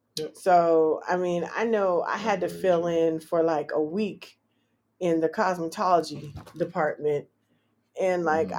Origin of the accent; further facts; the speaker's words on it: California, United States; moved away as an adult; now in Washington, D.C., United States; I'm from Cali